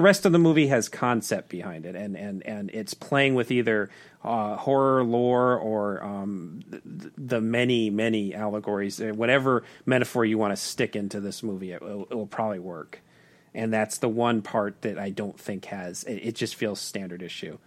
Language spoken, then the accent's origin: English; Tucson, Arizona, United States; my hometown of Tucson, Arizona